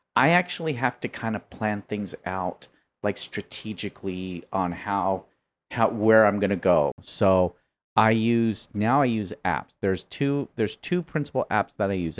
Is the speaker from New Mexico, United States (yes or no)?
no; Chino, California, United States; I grew up in Chino